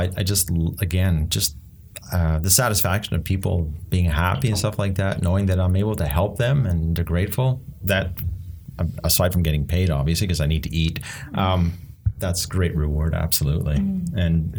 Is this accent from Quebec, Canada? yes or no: yes; Montreal, Quebec, Canada; moved away as an adult; now in Ontario, Canada; I grew up back in Montreal, had a great childhood, married a perfect wife, had some kids, lost a job, moved to Ontario